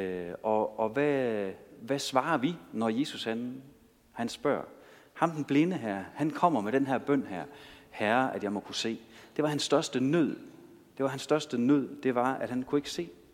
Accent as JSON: {"language": "Danish", "country": "Denmark", "said": "jeg kommer jo fra Danmark"}